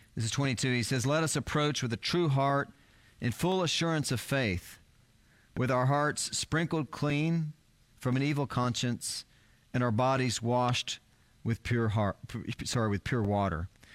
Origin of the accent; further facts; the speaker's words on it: South Texas, United States; I grew up in South Texas